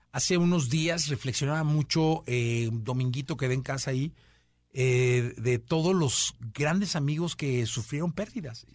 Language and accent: Spanish; Guadalajara, Jalisco, Mexico; todos somos de Guadalajara